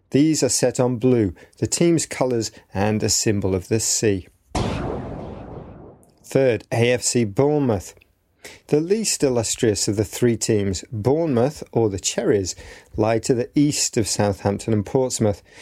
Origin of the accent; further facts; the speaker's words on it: Hungary; English is a second language; I'm from Hungary.